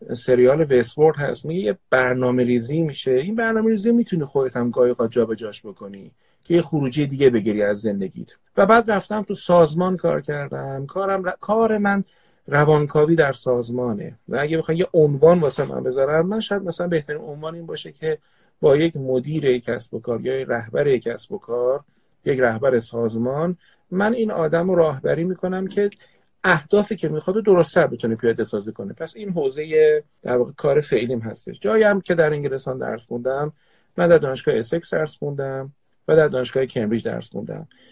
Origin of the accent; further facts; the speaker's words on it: Tehran, Tehran Province, Iran; also born or lived in Qazvin; در حسنوات تهران به دنیا اومدم اصالتا خانواده پدریم قزوینی هستن